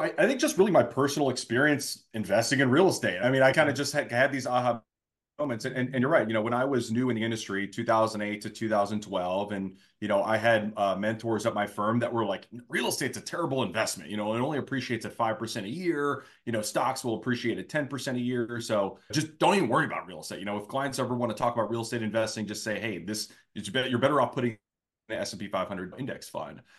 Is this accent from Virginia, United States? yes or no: yes; Northern Virginia, United States; now in Jacksonville, United States; from the area that I grew up in Northern Virginia